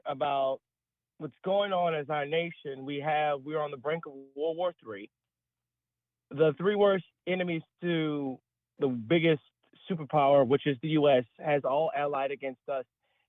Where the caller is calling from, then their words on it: Baton Rouge, Louisiana, United States; Hi, Tim. I'm calling from the great state of Baton Rouge, Louisiana.